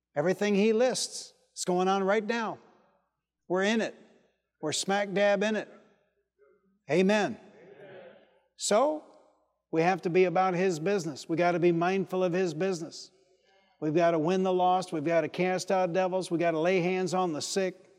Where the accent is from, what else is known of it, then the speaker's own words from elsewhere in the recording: Detroit, Michigan, United States; I was from Detroit